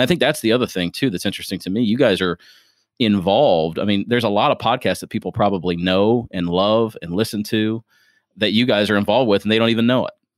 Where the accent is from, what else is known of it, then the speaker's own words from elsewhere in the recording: Springfield, Ohio, United States; now in Louisville, United States; I'm originally from Springfield, Ohio. I'm a transplant